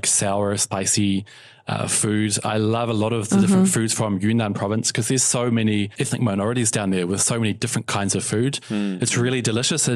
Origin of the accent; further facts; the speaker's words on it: New Zealand; moved away as an adult; now in Shanghai, China; I remember in summer in New Zealand, walking home from school